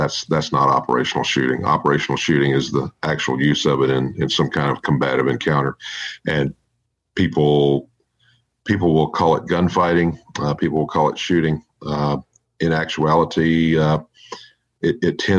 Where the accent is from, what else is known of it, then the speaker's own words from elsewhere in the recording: Texas, United States; I am a fifth generation native Texan, so therefore I am a Texan.